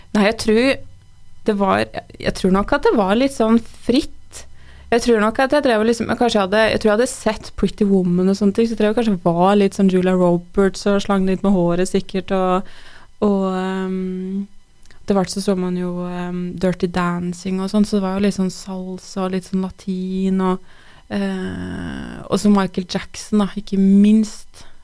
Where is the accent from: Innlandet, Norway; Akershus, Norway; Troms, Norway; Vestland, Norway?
Innlandet, Norway; Tynset; jeg eh, er født og oppvokst på Tynset